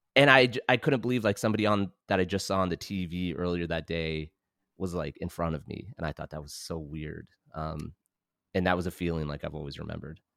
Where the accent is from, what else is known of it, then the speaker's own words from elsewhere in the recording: London, Ontario, Canada; now in Hamilton, Canada; I grew up in London.